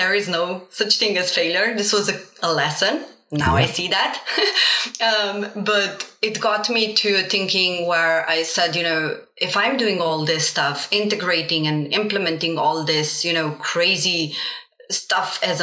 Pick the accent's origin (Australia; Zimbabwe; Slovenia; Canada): Slovenia; first language Slovenian and Bosnian; English is a second language; moved away as an adult; now in Stockholm, Sweden; I am an immigrant kid born in Slovenia to Bosnian parents. So I grew up as a bilingual, Slovenian and Bosnian